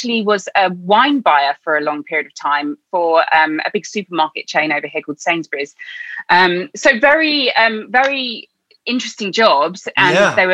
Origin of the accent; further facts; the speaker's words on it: Orpington, London, United Kingdom; I grew up in England. I grew up just outside London. It's a little town called Orpington